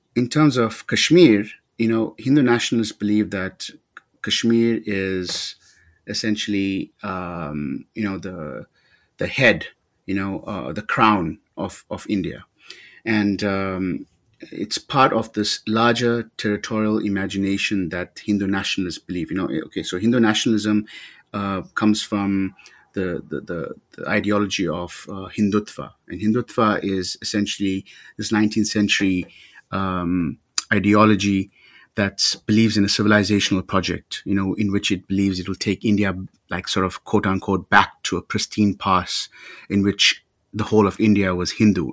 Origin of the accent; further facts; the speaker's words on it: South Africa; growing up in South Africa as a young, as a young brown person at the time